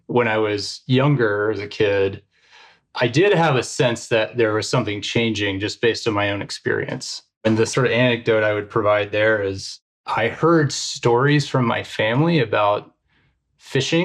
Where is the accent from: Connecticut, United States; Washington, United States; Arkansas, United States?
Arkansas, United States; also born or lived in Texas Panhandle, Texas; I grew up in the Texas Panhandle and then in Arkansas for most of my childhood.